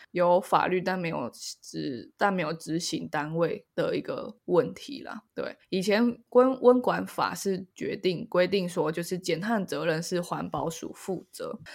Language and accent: Chinese; Taiwan; 我觉得我们台湾人最熟悉的应该是农民跟渔民吧。